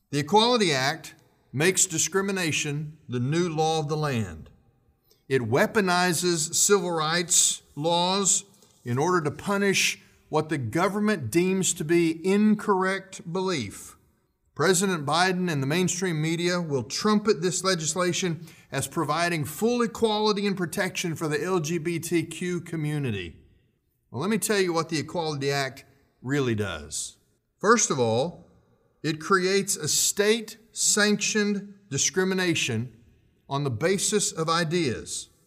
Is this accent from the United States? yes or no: yes; United States; we still have constitutional rights as American citizens